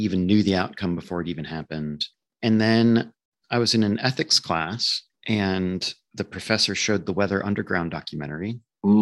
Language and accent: English; Nebraska, United States; I grew up in Nebraska, a rather conservative state in the middle of nowhere